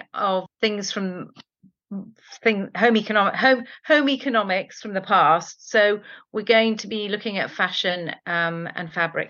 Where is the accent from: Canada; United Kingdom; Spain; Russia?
Spain; born there; Fabada, which is something that I have loved since I was born in Spain.